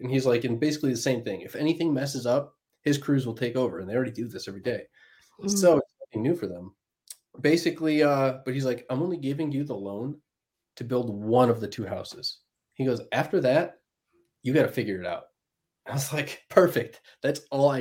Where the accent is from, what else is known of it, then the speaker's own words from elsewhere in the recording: Plymouth, Michigan, United States; Plymouth, Michigan, beautiful little place, Hallmark town